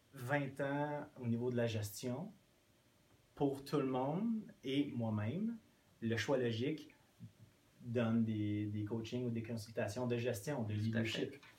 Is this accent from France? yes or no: no; Quebec, Canada; first language English; French is a second language; étant anglophone, oui. je me suis rarement senti chez moi au Québec